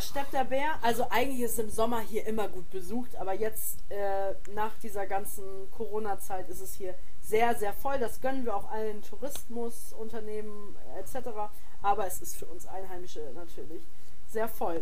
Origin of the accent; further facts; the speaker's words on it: the North, Northern Germany, Germany; bei uns im Norden